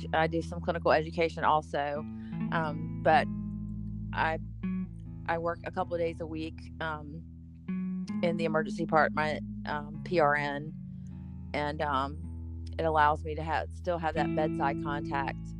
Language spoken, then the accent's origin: English; the South, United States; I was born and raised in the South, so I'm just I'm just a Southern girl